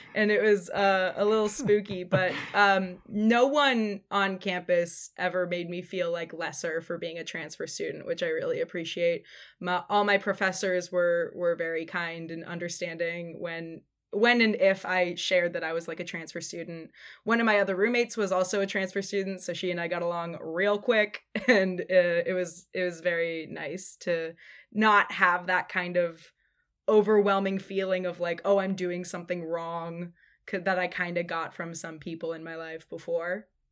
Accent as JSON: {"language": "English", "area": "Sonoma County", "region": "California", "country": "United States", "tie": "born or raised there", "also_born_or_lived": "San Francisco", "moved": "as an adult"}